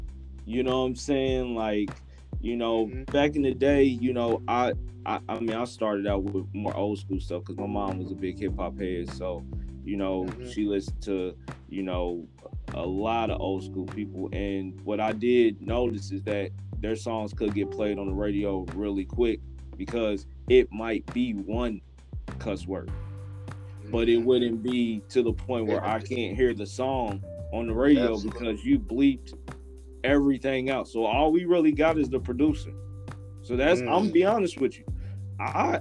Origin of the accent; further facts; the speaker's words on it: Louisville, Kentucky, United States; moved away; also born or lived in Indianapolis, Indiana; I was raised in Indianapolis, but I grew up in Louisville